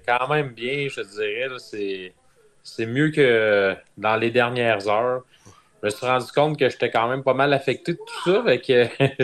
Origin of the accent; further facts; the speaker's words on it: Ville-Marie, Quebec, Canada; je viens de Ville-Marie